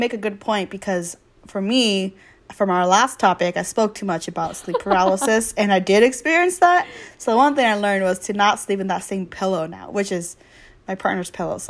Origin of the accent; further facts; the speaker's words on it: United States; growing up in America